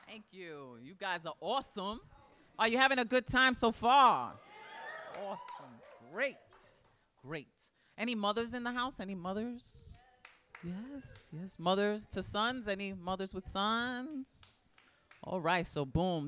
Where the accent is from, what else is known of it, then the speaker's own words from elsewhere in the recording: New York City, New York, United States; I was born in the Boogie Down Bronx. I still live there